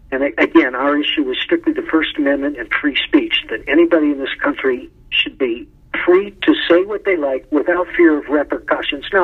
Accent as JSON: {"language": "English", "town": "Madison", "region": "Wisconsin", "country": "United States", "tie": "born there", "also_born_or_lived": "Boston", "lives_now": "Colorado, United States", "said": "I was born in Madison, but I moved there right after graduating. I lived there for seven years."}